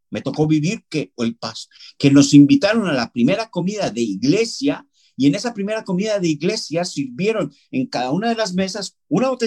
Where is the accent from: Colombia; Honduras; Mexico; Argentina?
Colombia; moved away as an adult; also born or lived in Valencia, Spain; now in Leeds, United Kingdom; yo estoy nacido en Colombia. ¿vale? Pero con 22 años, creo que fue, en el año 99 decidí dejar Colombia y me fui a vivir a España. Estuve 17 años en España, en la provincia de Valencia